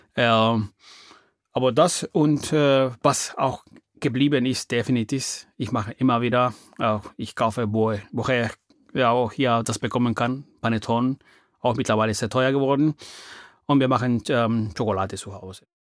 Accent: Peru; first language Spanish; German is a second language; moved away as an adult; now in Germany; Ich komme aus Peru. Ich bin 54 äh, Jahre alt und lebe in Deutschland seit 28 Jahren.

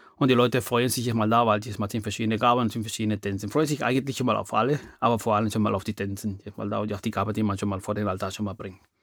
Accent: Peru; first language Spanish; German is a second language; moved away as an adult; now in Germany; Ich komme aus Peru. Ich bin 54 äh, Jahre alt und lebe in Deutschland seit 28 Jahren.

